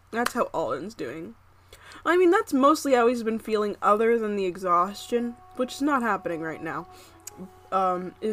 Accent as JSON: {"language": "English", "country": "Philippines", "said": "saying this because I'm Filipino."}